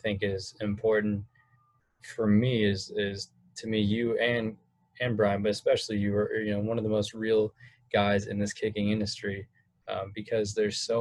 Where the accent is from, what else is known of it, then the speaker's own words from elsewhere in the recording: California, United States; I'm from California